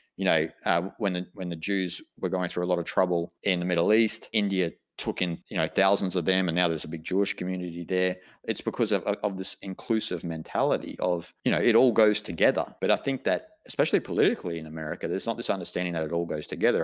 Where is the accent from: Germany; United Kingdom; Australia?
Australia; I'm an Australian